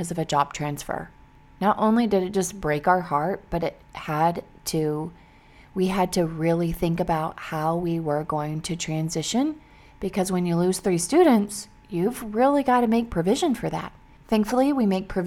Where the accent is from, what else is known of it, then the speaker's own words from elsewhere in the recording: Missouri, United States; I grew up in Missouri